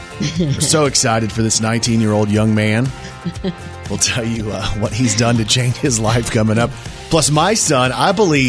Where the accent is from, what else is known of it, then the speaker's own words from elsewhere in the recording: Plano, Texas, United States; now in Arkansas, United States; So for me, I'm a Texas Rangers fan because I grew up in the Dallas-Fort Worth Metroplex in Plano.